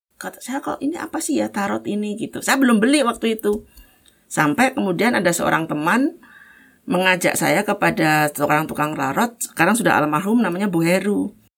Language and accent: Indonesian; Java, Indonesia; saya sebagai orang Jawa